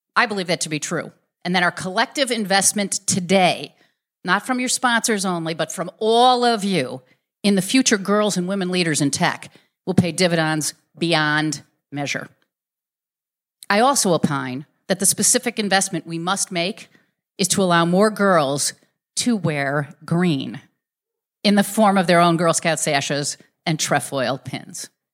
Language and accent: English; Chicago, Illinois, United States; I was born in Garfield Park, Illinois. That's the southwest side of Chicago